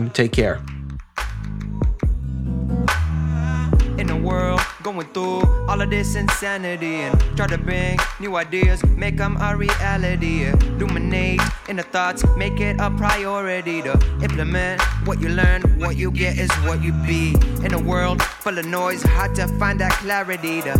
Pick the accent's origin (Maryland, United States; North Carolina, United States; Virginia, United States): Maryland, United States; I'm from Maryland